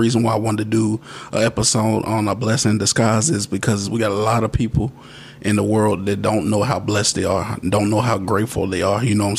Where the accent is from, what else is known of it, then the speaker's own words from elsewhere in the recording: Radcliff, Kentucky, United States; not only just in Bowling Green, my hometown where I was raised at in Radcliffe, I've been thinking about getting involved and giving more.